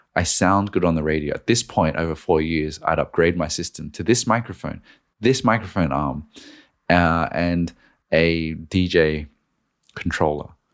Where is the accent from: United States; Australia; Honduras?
Australia; now in Sydney, Australia; I moved home to Australia at this point, I was doing it from Sydney